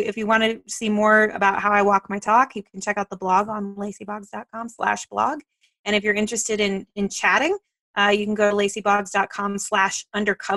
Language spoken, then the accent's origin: English; Dallas, Texas, United States; now in Colorado, United States; I am from North Texas. I'm from the Dallas area